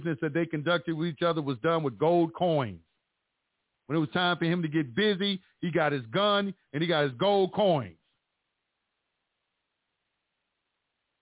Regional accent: Dallas, Texas, United States; moved away; That's my hometown.

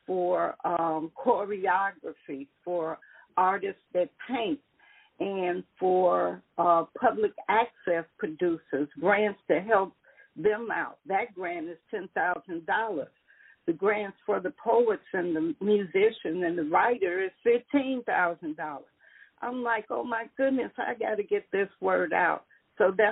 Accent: Chicago, Illinois, United States; I grew up in Chicago

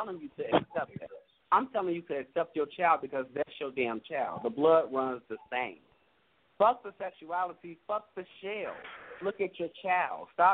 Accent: Gary, Indiana, United States; I'm from Gary

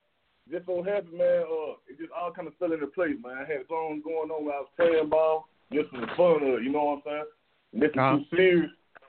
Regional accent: Decatur, Georgia, United States; also born or lived in Stone Mountain, Georgia / Lithonia, Georgia; I went to school in Stone Mountain, man. I grew up in Decatur, so I'm from Latonya.

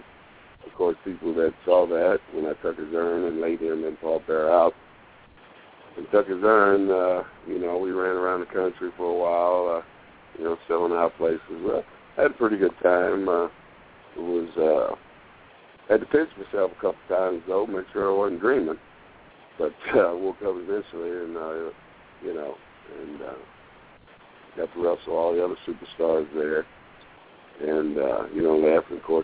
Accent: Kansas City, Kansas, United States; my start was in Kansas with Bob Geigel and Sonny Myers, Old Timers. That's where I got my start, my hometown

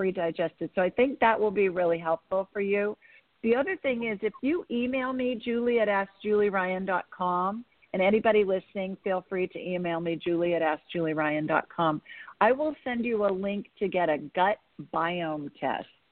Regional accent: Columbus, Ohio, United States; moved away; I grew up in Columbus

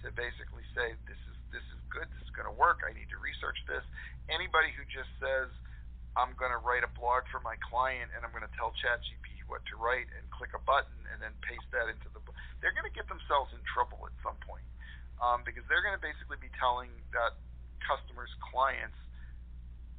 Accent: Latrobe, Pennsylvania, United States; born or raised there

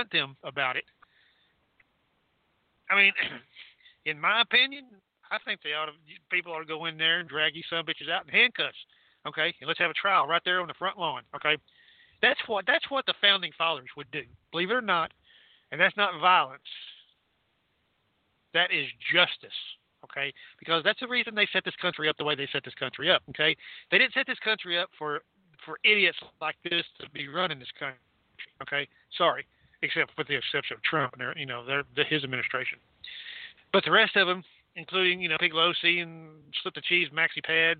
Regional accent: Texas, United States; I'm from Texas

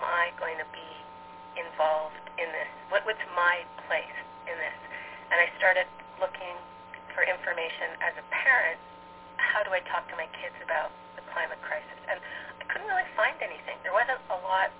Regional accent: Alberta, Canada; moved away as an adult; now in New York City, United States; I'm Canadian and American. I live in New York City now, but grew up in Alberta, Canada

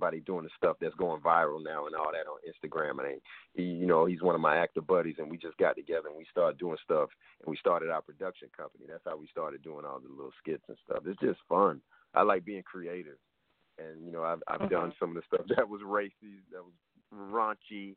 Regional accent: Atlanta, Georgia, United States; moved away as an adult; now in Los Angeles, United States; I'm from Atlanta all day. I'm going to rep Atlanta forever.

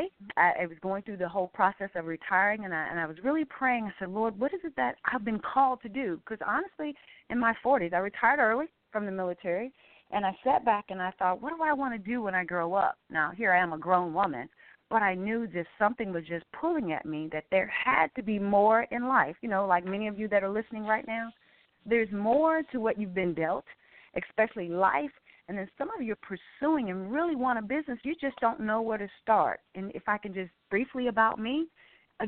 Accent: Arkansas, United States; I'm a country girl. I'm originally from Arkansas. Grew up, 12 children

